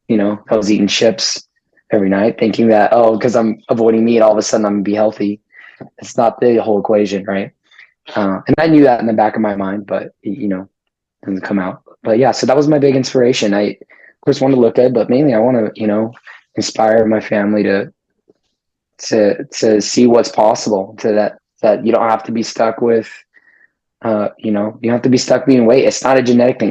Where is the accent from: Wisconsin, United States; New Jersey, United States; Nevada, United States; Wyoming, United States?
Nevada, United States; Las Vegas; born and raised in Las Vegas